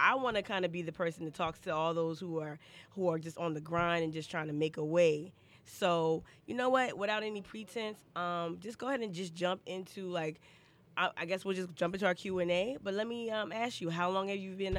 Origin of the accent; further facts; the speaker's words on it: Northeast, United States; now in Charleston, United States; I grew up in the Northeast